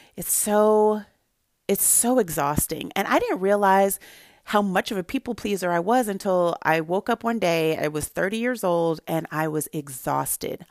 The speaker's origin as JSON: {"language": "English", "town": "Santa Barbara", "region": "California", "country": "United States", "tie": "born or raised there", "said": "I grew up in Santa Barbara, California, where there were not a lot of people who looked like me"}